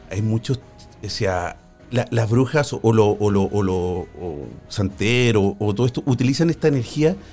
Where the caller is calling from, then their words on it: Cali, Valle del Cauca, Colombia; De, Colombia, de, Colombia, de Cali.